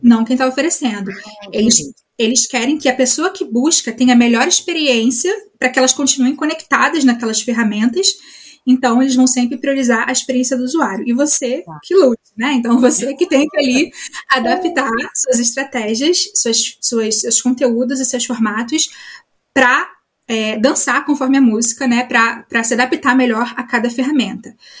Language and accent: Portuguese; Rio de Janeiro, Brazil; moved away as an adult; now in Germany; eu sou carioca